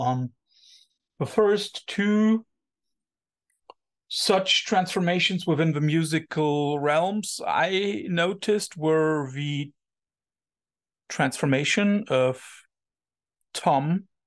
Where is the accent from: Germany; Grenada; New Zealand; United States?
Germany; Cologne, North Rhine-Westphalia; English is a second language; I'm coming from Cologne, so the gay capital of Germany